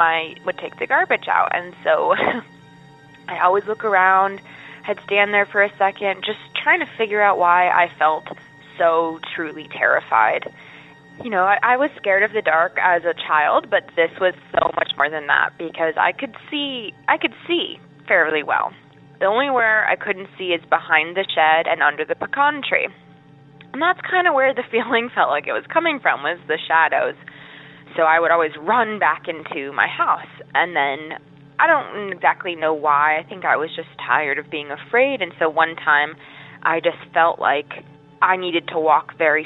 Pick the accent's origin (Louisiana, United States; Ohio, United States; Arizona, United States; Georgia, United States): Georgia, United States; Statesboro; moved away as an adult; now in Appalachia, United States; I finished high school and college in that area, so I was there for many years